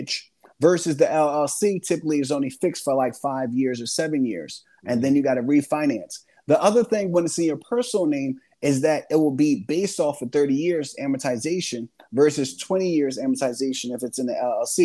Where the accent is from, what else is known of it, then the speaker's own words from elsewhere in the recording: Philadelphia, Pennsylvania, United States; I grew up in Philadelphia with six siblings and a single parent household